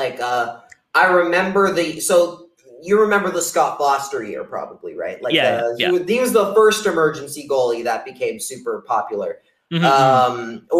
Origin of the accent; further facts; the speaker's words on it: Canada; now in United States; None. I'm Canadian. Why do I care?